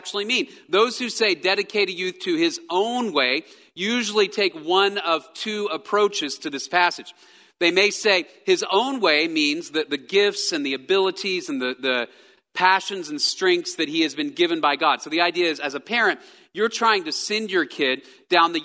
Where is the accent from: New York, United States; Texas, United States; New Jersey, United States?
Texas, United States; I am a Texan. I grew up in Texas